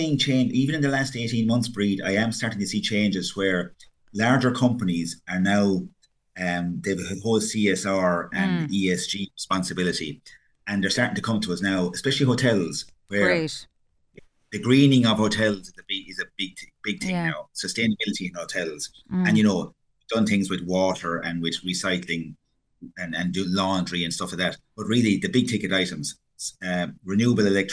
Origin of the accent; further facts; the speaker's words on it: Ireland; we're from Ireland